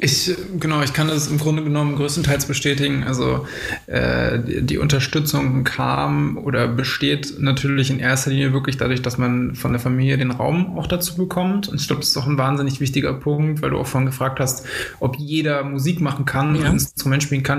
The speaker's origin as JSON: {"language": "German", "town": "Potsdam", "region": "Brandenburg", "country": "Germany", "said": "wir kommen aus Potsdam und haben uns dort auch ähm, mehr oder weniger an der Schule kennengelernt."}